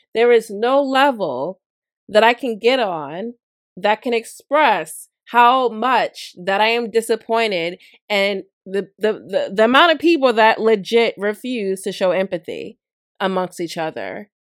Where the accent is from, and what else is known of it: United States